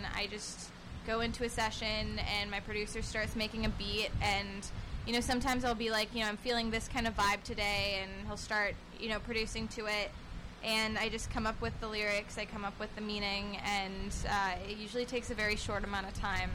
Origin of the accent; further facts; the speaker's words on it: Northern California, United States; now in Los Angeles, United States; we were from the same exact place in Northern California.